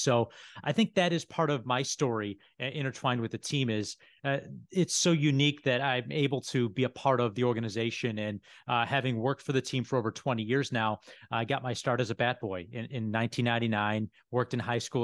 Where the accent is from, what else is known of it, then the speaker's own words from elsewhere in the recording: Buffalo, New York, United States; also born or lived in Syracuse; I'm born and raised in Buffalo